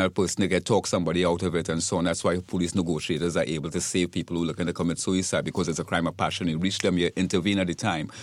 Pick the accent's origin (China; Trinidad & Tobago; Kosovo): Trinidad & Tobago; now in Florida, United States; my native country. I'm from Trinidad and Tobago.